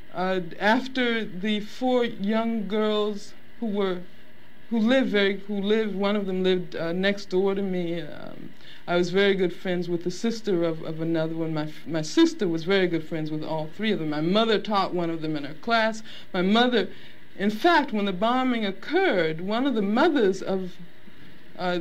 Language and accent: English; Birmingham, Alabama, United States; I grew up in Birmingham, Alabama